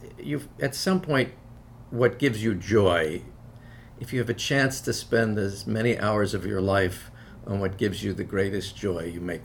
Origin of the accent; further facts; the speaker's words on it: New York, United States; I grew up in New York, a polyglot city